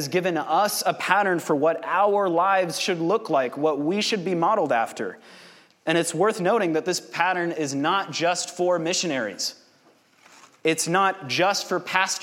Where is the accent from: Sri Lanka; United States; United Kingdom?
United States; Kansas City, Missouri; I grew up here in Kansas City, born and raised